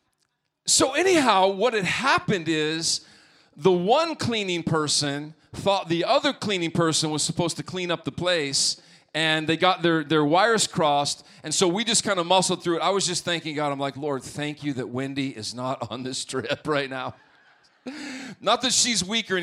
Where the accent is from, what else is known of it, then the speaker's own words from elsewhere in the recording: Montana, United States; moved away; growing up in Montana